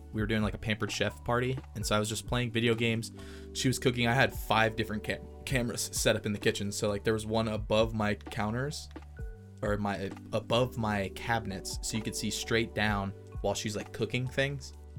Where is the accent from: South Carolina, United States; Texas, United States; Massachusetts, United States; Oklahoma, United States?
Texas, United States